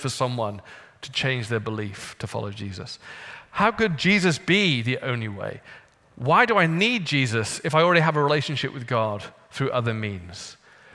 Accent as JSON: {"language": "English", "country": "United Kingdom", "moved": "yes", "said": "I'm British"}